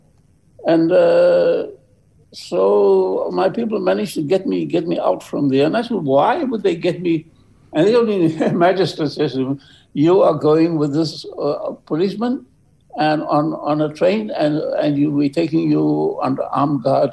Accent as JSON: {"language": "English", "country": "South Africa", "also_born_or_lived": "New York", "moved": "as an adult", "said": "I come from South Africa"}